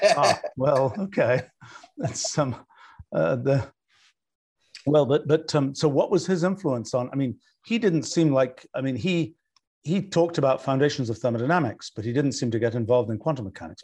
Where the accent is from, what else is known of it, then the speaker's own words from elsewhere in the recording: Oxford, South East England, United Kingdom; I grew up in Oxford